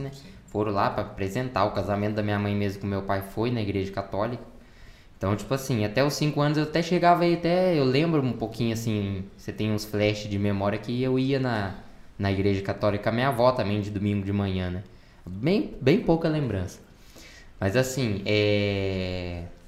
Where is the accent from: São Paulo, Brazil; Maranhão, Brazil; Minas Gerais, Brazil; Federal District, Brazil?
Minas Gerais, Brazil; São João del-Rei; also born or lived in Oliveira; a gente morava em São João del Rei, que era a minha, minha cidade onde eu nasci.